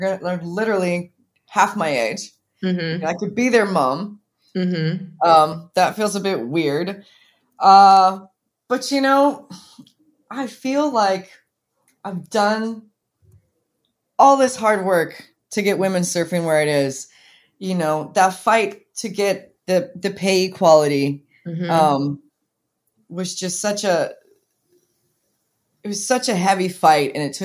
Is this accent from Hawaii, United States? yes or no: yes; Kauai, Hawaii, United States; I grew up on Kauai, like we said, with the Irons brothers